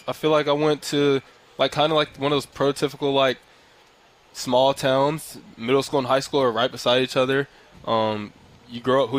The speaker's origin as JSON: {"language": "English", "town": "Harrisburg", "region": "Pennsylvania", "country": "United States", "tie": "born or raised there", "said": "So it was a really good time growing up in Harrisburg."}